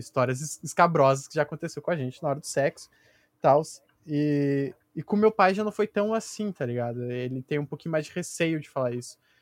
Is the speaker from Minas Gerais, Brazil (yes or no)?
no; Porto Alegre, Rio Grande do Sul, Brazil; Porto Alegre